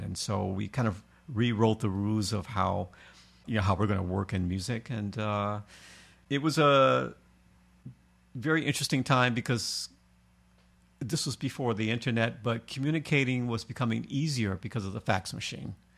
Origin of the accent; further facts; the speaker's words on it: Detroit, Michigan, United States; moved away as an adult; also born or lived in New York; I was from Detroit, so we talk a little bit slower